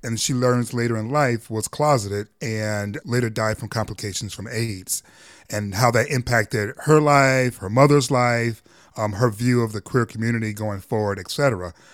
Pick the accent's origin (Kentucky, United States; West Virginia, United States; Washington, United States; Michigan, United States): Michigan, United States; Detroit; born or raised there